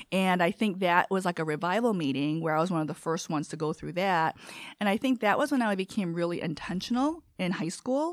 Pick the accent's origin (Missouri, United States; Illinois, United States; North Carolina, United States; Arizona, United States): Illinois, United States; Chicago; first language Korean; English is a second language; also born or lived in South Korea; I grew up on West Eastwood, and there was a school and a Lutheran church